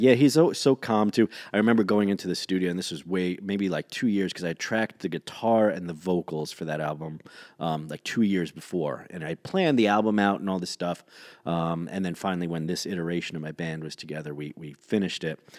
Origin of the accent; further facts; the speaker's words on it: New York City, New York, United States; I grew up in New York City